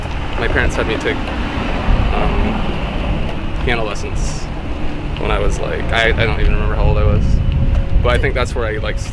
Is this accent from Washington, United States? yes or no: yes; Washington, United States; born or raised there; moved away as an adult